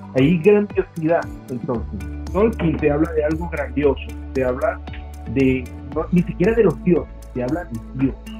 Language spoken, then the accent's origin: Spanish; Venezuela; Nosotros, por ejemplo, como venezolanos, siempre criticamos el cine venezolano